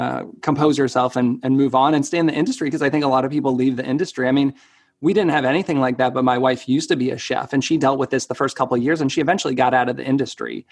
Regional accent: Marlborough, Massachusetts, United States; I'm from Marlborough, which is, you know, like an hour

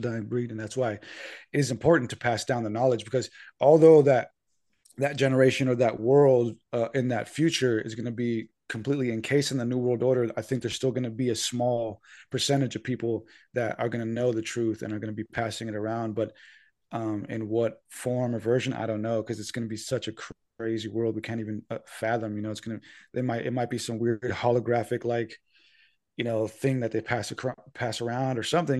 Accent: San Diego, California, United States; and I told them I was from San Diego

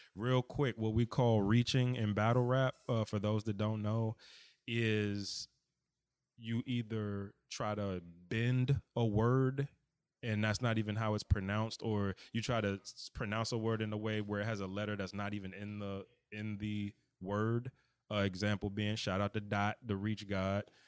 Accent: United States; accent: DMV; my D M V or whatever accent

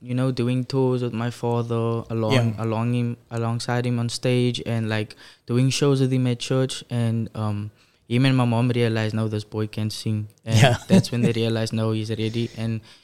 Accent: Cape Town, Western Cape, South Africa; I am from Cape Town, Coles River, born and raised in Cape Town, Coles River

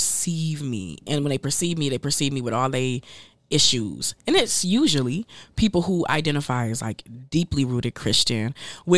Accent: Flint, Michigan, United States; moved away; I grew up in Flint, Michigan

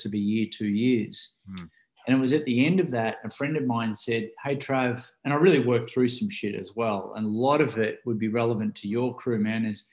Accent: Ocean Grove, Victoria, Australia; I grew up here in Ocean Grove here in Australia, and which is the southern part of Australia

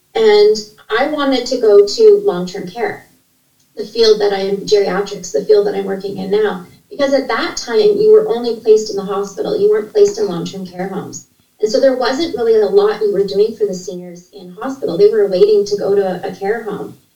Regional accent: Ontario, Canada; I was born in a small uh, town in uh, Ontario. I'm from Canada and to a single mom, and I'm an only child. And my mom was, we didn't have a lot of money. In fact, we grew up in a low income part of the city

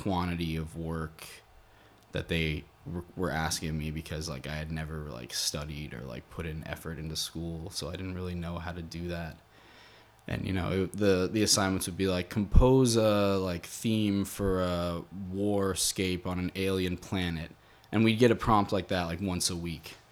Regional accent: rural Massachusetts, United States; also born or lived in Boston; I grew up in Massachusetts, in like more like rural Massachusetts, and I'd been there my whole life

